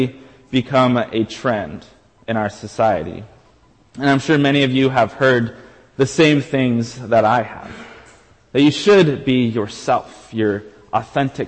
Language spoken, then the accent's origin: English; United States; I am an American through and through.